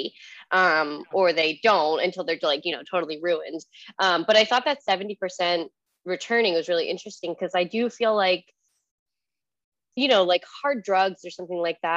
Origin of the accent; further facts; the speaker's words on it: New Jersey, United States; I'm from New Jersey